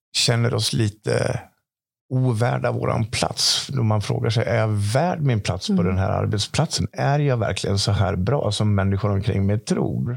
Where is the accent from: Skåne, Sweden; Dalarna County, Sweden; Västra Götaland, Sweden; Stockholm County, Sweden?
Dalarna County, Sweden; born or raised there